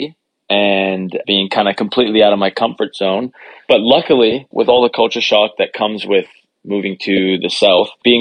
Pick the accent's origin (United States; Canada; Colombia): Canada; my home country